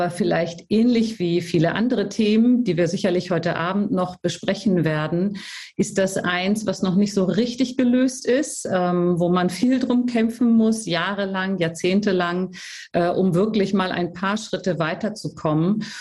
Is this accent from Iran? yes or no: no; Hamburg, Germany; born there; ich bin in Hamburg geboren und habe eine Tochter und wohne in Oldenfelde. Das gehört zu Rahlstedt im Bezirk Wandsbek natürlich.